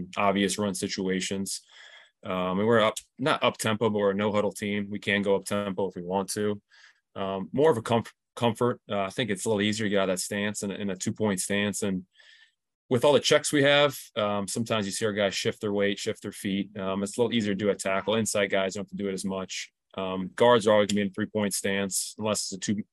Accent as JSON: {"language": "English", "town": "Akron", "region": "Ohio", "country": "United States", "moved": "as an adult", "lives_now": "Louisiana, United States", "said": "I'm originally from Akron, Ohio"}